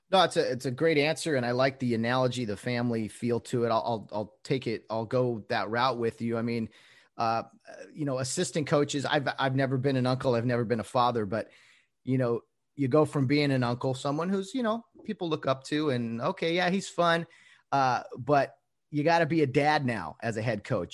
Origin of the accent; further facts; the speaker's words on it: Glendora, California, United States; here in Glendora, California. I call it here because that's where I'm from, my hometown